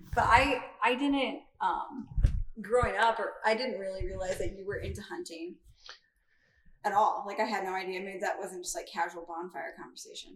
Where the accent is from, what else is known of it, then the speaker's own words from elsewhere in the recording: Iowa, United States; growing up in Iowa, my family, a majority of them are outdoorsy